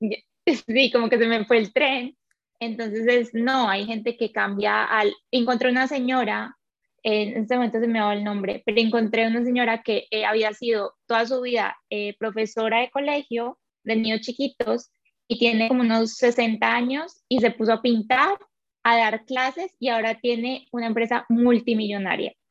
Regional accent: Colombia; moved away as an adult; also born or lived in Quito, Ecuador; yo soy colombiana, pero trabajaba en Ecuador

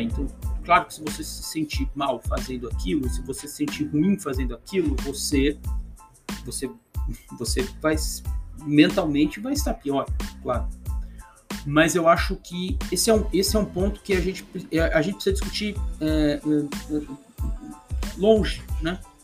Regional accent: Brazil; nós como, como, como, brasileiros

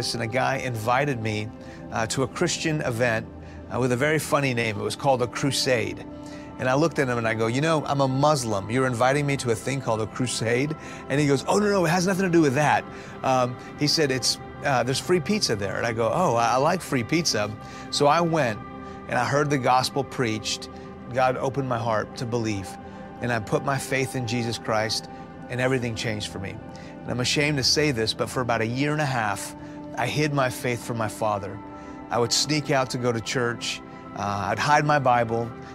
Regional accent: Houston, Texas, United States; All I ever was taught growing up in Houston was the five pillars of faith of Islam

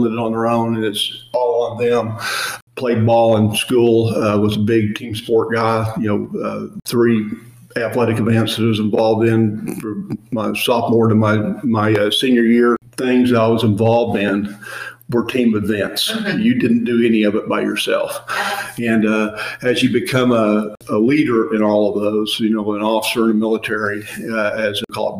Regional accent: Elk City, Oklahoma, United States; I was born in Elk City, Oklahoma, and grew up out there

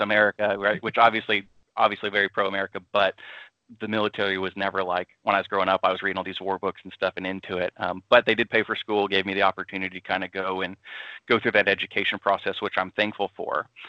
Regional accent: Austin, Texas, United States; moved away as an adult; I'm from Austin, Texas originally, so I'm kind of a city slicker.

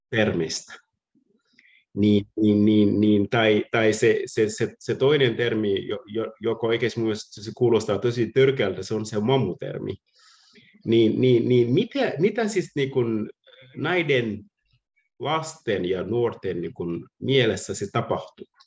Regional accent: Senegal; Finnish is a second language; moved away as an adult; now in Turku, Finland; ja minä olen 30 äh, vuot, 36-vuotiaana. Olen on asunut Suomessa 15 vuotta. Muutin Senegalista ähm, 2005, äh, 2005 niin

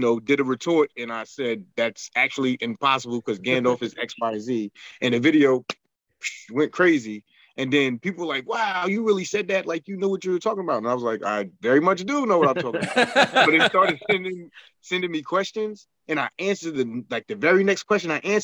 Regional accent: New York, United States; I'm very much from New York. I have my slang that I speak, or accent also

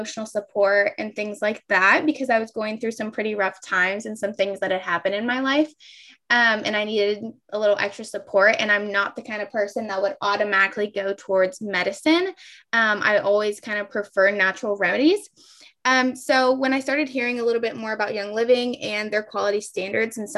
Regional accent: Ohio, United States; also born or lived in Kentucky; I'm from Ohio

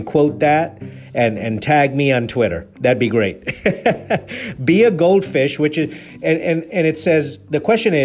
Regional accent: Nairobi, Kenya; moved away; also born or lived in Mombasa, Kenya / England; I was born in Mombasa, raised in Nairobi. I'm an Indian man. I've lived in England.

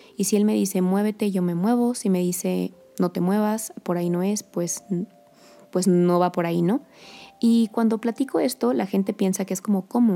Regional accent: Querétaro, Mexico; also born or lived in Colombia; yo soy queretana, de las pocas queretanas que, que hay

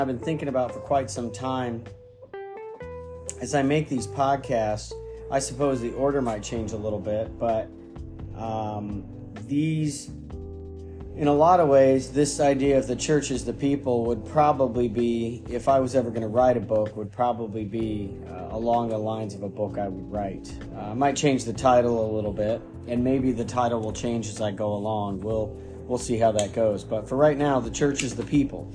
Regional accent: Stryker, Ohio, United States; First Baptist Church of Stryker, Ohio, as I grew up in Awana and in youth group

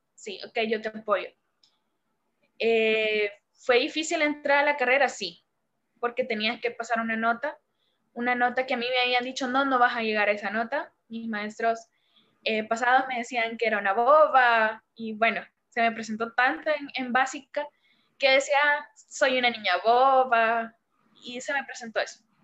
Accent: El Salvador; soy la primera salvadoreña en estar en tu canal

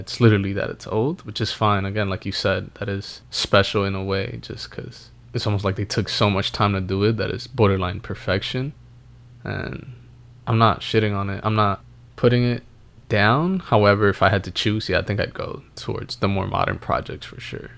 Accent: New York City, New York, United States; we grew up in New York City

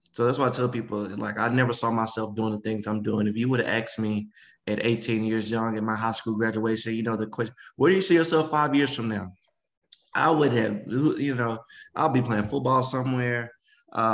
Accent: the South, United States; Oh, no, just growing up in the South, I'm super family oriented.

